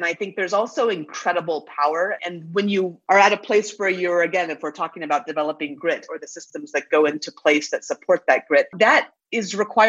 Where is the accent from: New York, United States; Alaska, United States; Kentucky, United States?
Alaska, United States; and I grew up in Alaska.